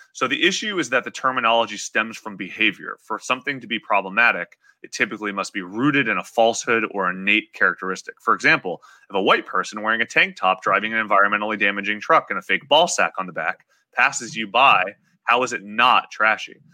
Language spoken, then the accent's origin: English; Appalachia, United States; growing up in Appalachia